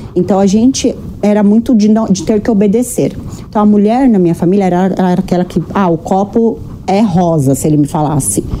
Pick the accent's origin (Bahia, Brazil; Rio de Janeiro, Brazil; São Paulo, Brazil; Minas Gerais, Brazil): São Paulo, Brazil; Osasco; eu cresci em Osasco